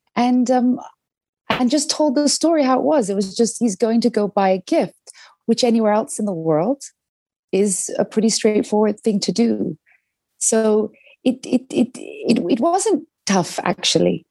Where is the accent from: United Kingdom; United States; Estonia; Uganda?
United Kingdom; London; growing up in London